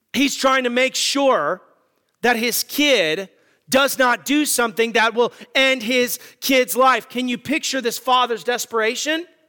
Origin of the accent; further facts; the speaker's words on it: Arizona, United States; moved away; I'm from Arizona